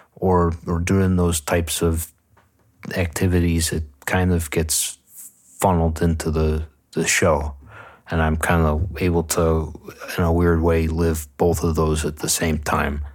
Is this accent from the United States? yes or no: yes; Buffalo, New York, United States; growing up in Buffalo